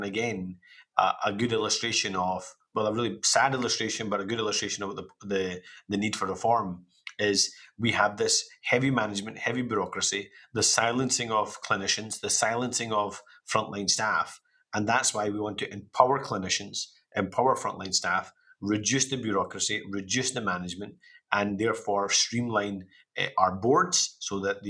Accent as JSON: {"language": "English", "region": "Scotland", "country": "United Kingdom", "said": "838,000 of our fellow Scots"}